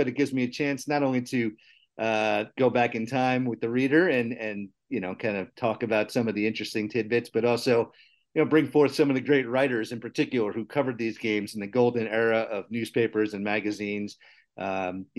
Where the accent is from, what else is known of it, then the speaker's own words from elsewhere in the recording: New York City, New York, United States; in New York, where I am from. I was born in the city and grew up just outside it. So that's my hometown